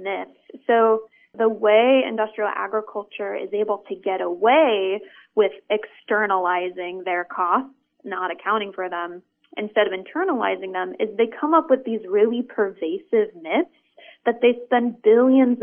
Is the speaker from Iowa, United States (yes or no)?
yes; Iowa, United States; I grew up in Iowa surrounded by cornfields